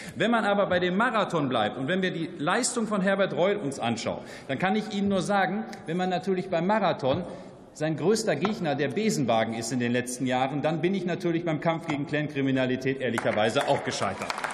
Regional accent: Germany; bei uns in Deutschland

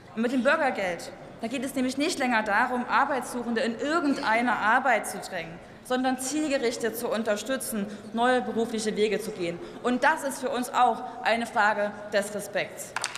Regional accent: East Germany, Germany; als Ostdeutsche

